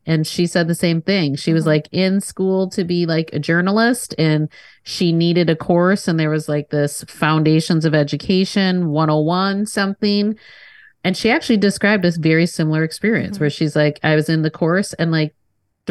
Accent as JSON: {"language": "English", "town": "Kenosha", "region": "Wisconsin", "country": "United States", "tie": "born or raised there", "said": "when I grew up in Kenosha, and I started teaching in Kenosha"}